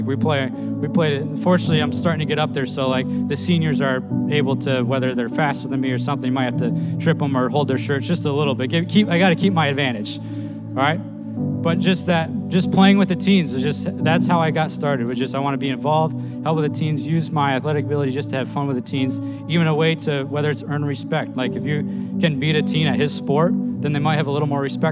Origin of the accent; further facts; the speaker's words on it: East New York, United States; I grew up in East New York